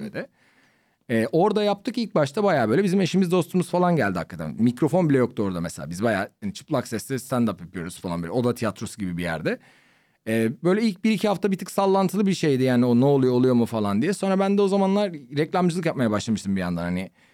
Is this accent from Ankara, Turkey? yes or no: yes; Ankara, Turkey; now in Istanbul, Turkey; ben Ankaralıyım